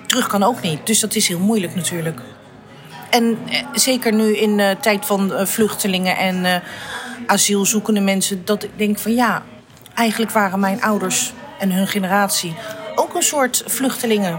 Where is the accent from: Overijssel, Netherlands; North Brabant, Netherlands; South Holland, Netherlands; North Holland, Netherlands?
South Holland, Netherlands; The Hague; Ik ben geboren in Den Haag. Ik ben opgegroeid en eh, groot geworden. En altijd gewoond in staatkwartier Statenkwartier, in de Indo-wijk van Den Haag